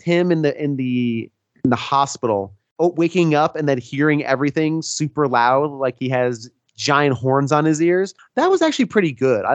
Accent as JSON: {"language": "English", "town": "Bloomfield", "region": "New Jersey", "country": "United States", "tie": "born or raised there", "said": "I grew up in Bloomfield, New Jersey"}